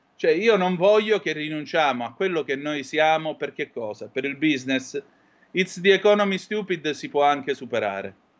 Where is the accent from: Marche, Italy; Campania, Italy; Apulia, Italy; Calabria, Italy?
Calabria, Italy; in Calabria alle mie parti